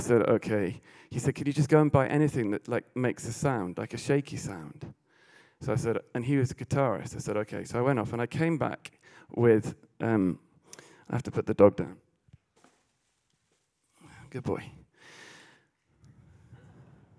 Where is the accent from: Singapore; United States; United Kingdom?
United Kingdom; England; being English